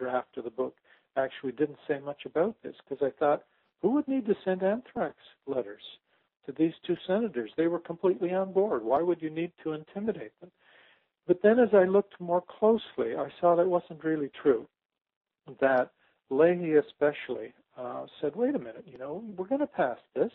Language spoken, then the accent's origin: English; Canada; I'm a Canadian